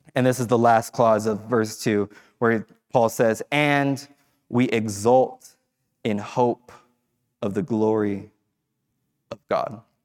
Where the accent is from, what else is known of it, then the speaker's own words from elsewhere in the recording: Fresno, California, United States; moved away as an adult; I grew up in Fresno, so I spent time away from Fresno